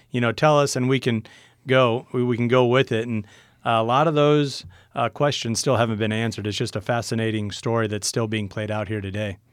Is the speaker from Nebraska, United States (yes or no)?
yes; Niobrara Valley, Nebraska, United States; my hometown was just getting smashed. It's right between two riverbeds there in the Niobrara Valley